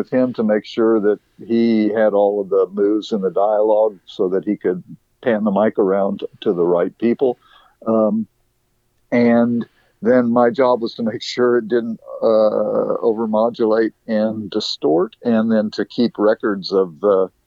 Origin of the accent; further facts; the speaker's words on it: Dallas, Texas, United States; I grew up in Dallas, Texas